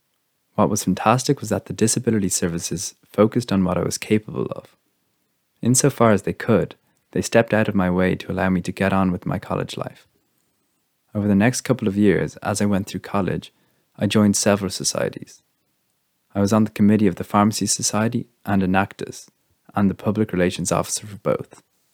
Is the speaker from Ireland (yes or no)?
yes; Leinster, Ireland; I'm from Meath, and I live in the family home in the countryside at the moment, which I love.